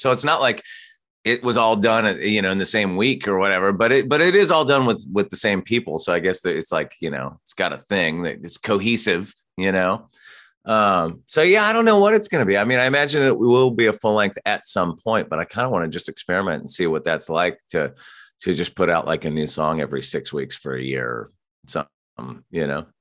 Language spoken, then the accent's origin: English; Santa Barbara, California, United States; now in Los Angeles, United States; I grew up in Santa Barbara, so a little bit north of L